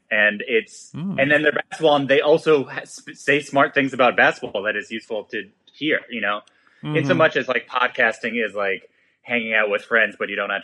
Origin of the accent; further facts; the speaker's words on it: New York, United States; I'm from New York